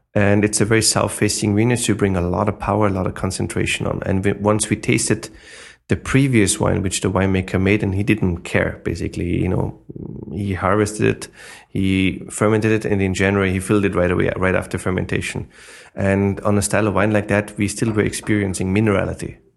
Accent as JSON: {"language": "English", "country": "Austria", "second_language": "English", "moved": "as an adult", "lives_now": "New York, United States", "said": "I'm originally from Austria, but, you know, now I'm eight years in America"}